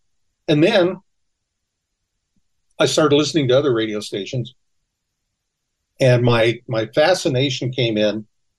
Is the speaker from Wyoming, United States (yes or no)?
no; California, United States; also born or lived in Oklahoma; Yeah, I was born in Los Angeles, but I grew up between California and Oklahoma.